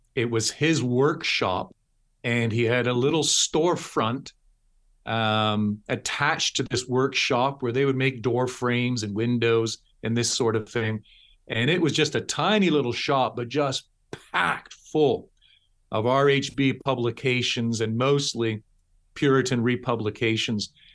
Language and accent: English; Toronto, Ontario, Canada; moved away as an adult; also born or lived in London, United Kingdom / Texas, United States; born and raised in Toronto, Toronto, Ontario